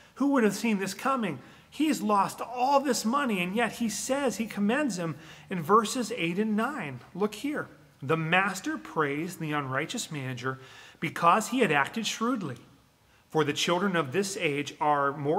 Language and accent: English; Western Pennsylvania, United States; where I grew up in Western Pennsylvania